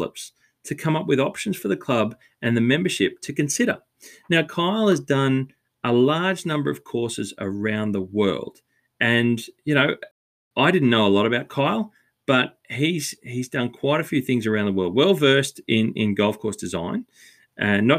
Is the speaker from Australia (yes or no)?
yes; Australia; as an Aussie